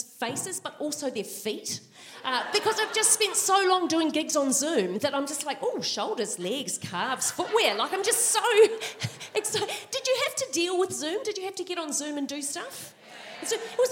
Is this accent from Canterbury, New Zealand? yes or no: yes; Christchurch, Canterbury, New Zealand; moved away as an adult; now in Melbourne, Australia; I'm from Christchurch, and so this is my hometown. And because I've said that, I have to follow that up with, I went to Burnside High